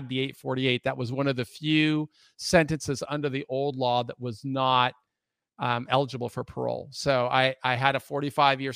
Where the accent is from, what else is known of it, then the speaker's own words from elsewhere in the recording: Lake Forest Park, Washington, United States; moved away as an adult; also born or lived in Anaheim, California / Key Biscayne, Florida; I was born in Anaheim, California. But as a child, my family moved to Seattle, and I grew up on the north end of Lake Washington in a small community called Lake Forest Park